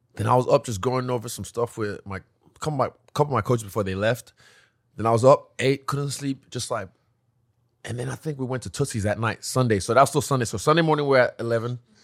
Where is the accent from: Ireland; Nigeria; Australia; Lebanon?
Nigeria; moved away; also born or lived in New Zealand / China; I come from a nice family, uh, a, a very, uh, affluent family in Nigeria